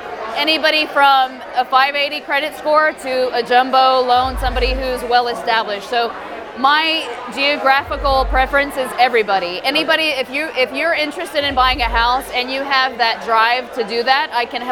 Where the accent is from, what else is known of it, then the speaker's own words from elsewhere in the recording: Mexico City, Mexico; now in Houston, United States; Well, basically, I am from Mexico City.